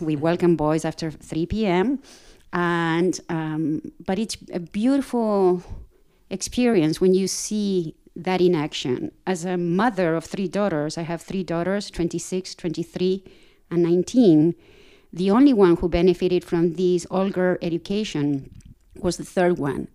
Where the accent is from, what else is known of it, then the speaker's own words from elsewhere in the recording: Argentina; moved away as an adult; also born or lived in Princeton, New Jersey; now in Virginia, United States; I'm originally from Argentina